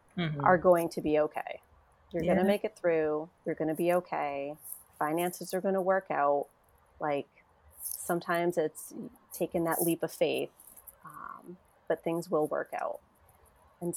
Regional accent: Connecticut, United States; I'm from Connecticut. I'm licensed in the state of Connecticut

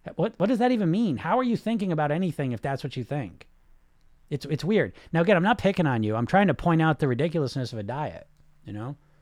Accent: New England, United States; I'm from New England

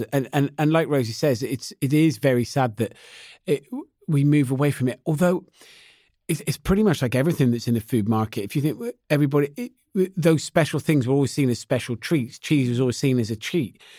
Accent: West Country, South West England, United Kingdom; I'm from the West Country, not far from Cheddar Gorge

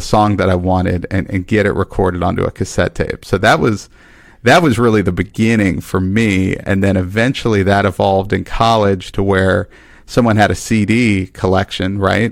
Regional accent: Dallas, Texas, United States; I grew up in Dallas, Texas

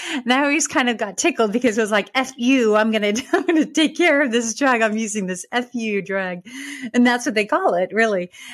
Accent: Dixon, California, United States; moved away as an adult; now in Texas, United States; I was from Northern California, lived in this very small town called Dixon

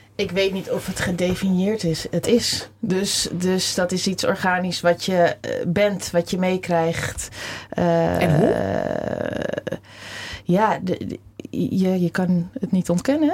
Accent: Amsterdam, North Holland, Netherlands; geboren getogen Amsterdammer

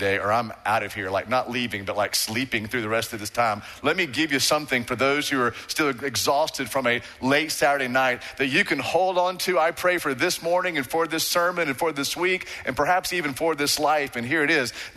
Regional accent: Waco, Texas, United States; I'm from Waco, went to Waco High

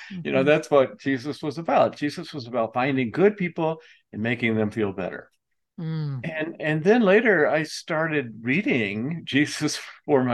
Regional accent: Atlanta, Georgia, United States; I grew up in Atlanta

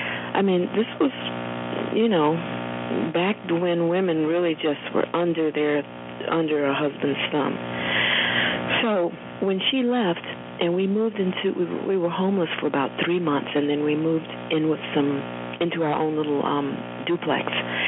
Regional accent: Roanoke, Virginia, United States; it wasn't so much growing up in Roanoke as it was seeing my mother change into this strong, self-determined person

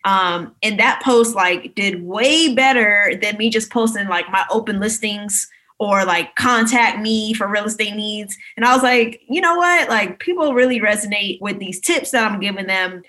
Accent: Maryland, United States; moved away as an adult; also born or lived in New York; now in Reston, United States; I'm from Maryland originally, but currently I'm in Florida just for quarantine and everything

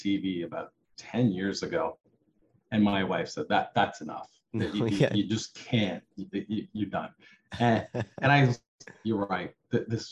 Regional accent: Iowa, United States; I grew up in Iowa on a farm.

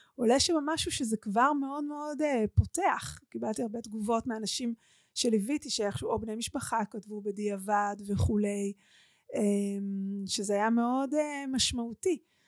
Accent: Omer, Southern District, Israel; עברו מירושלים לעומר ונפתחה שם הקהילה שלתוכה אני גדלתי

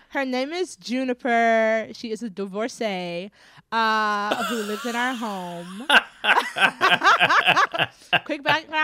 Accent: Florida, United States; Yes, I'm from Florida.

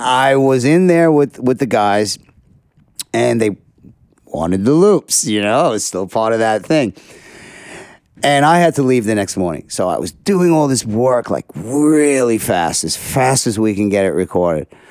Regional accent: New York City, New York, United States; I'm a kid from Sheepshead Bay

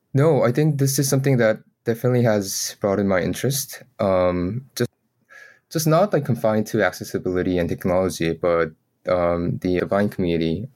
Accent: South Korea; I was born in Korea

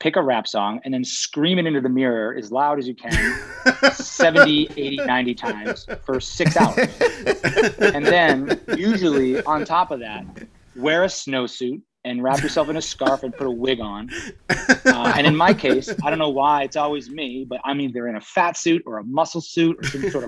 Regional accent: United States; accent: east coast; also born or lived in New England; I'm from New York, I'm from New England

